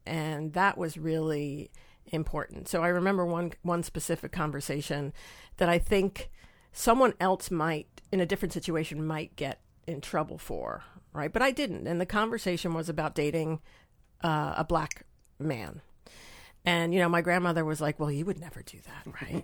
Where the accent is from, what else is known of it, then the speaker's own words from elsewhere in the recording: Long Island, New York, United States; moved away as an adult; now in Nashville, United States; I grew up on Long Island, like in a small town on Long Island